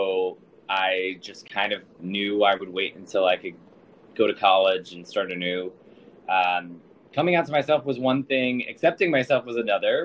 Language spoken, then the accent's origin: English; Sayville, Long Island, New York, United States; now in New York City, United States; I'm originally from Sable, Long Island